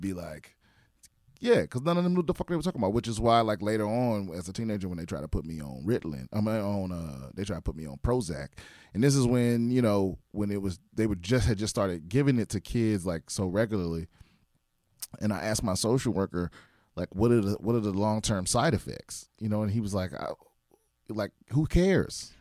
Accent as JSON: {"language": "English", "area": "Prince George's County", "region": "Maryland", "country": "United States", "tie": "born or raised there", "also_born_or_lived": "Washington, D.C.", "said": "I grew up in P G County, Maryland"}